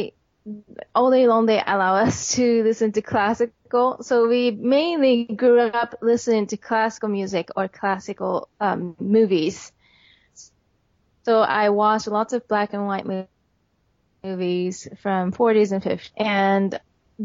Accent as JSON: {"language": "English", "country": "Japan", "second_language": "English", "moved": "as an adult", "lives_now": "New York, United States", "said": "I came from Japan. I was born in an artistic family."}